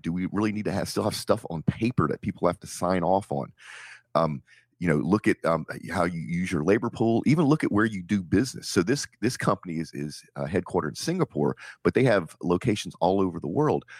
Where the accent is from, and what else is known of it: Nigeria